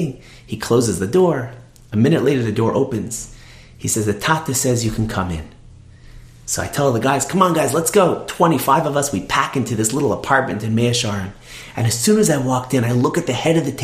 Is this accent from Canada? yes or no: yes; Toronto, Ontario, Canada; I'm from Toronto